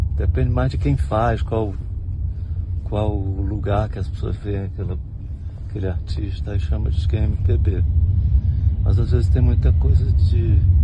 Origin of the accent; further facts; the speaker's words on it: Itamaraju, Bahia, Brazil; now in Vila Velha, Brazil; Eu nasci no sul da Bahia, em Itamaraju